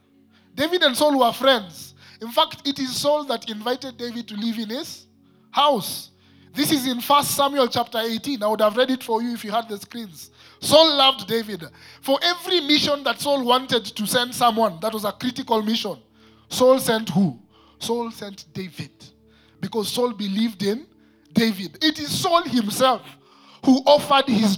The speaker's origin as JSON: {"language": "English", "region": "Nairobi", "country": "Kenya", "tie": "born or raised there", "said": "I am one who grew up in Eastlands"}